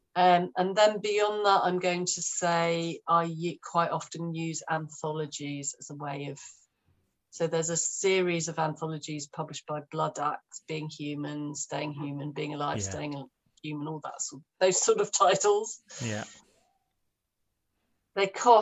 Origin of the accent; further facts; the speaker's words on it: London, United Kingdom; I'm growing up in London, I'm a slightly depressed teenager